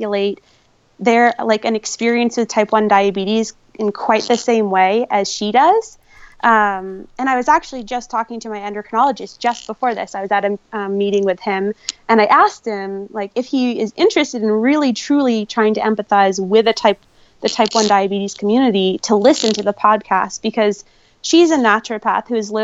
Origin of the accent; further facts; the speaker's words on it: New Hampshire, United States; now in Reno, United States; growing up in New Hampshire